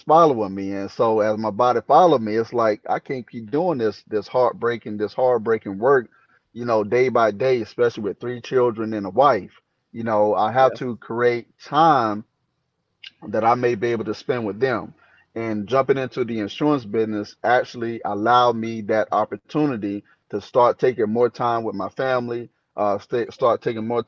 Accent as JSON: {"language": "English", "town": "Maple Hill", "region": "North Carolina", "country": "United States", "tie": "born or raised there", "moved": "as an adult", "lives_now": "Spokane, United States", "said": "I'm actually from North Carolina, a little small town called Maple Hill. It's on the outskirts of Jacksonville"}